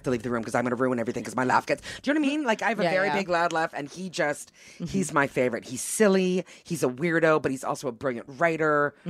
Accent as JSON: {"language": "English", "region": "Quebec", "country": "Canada", "tie": "born there", "said": "Because my dad, like, Italian and I'm French-Canadian, right? I was born in Quebec."}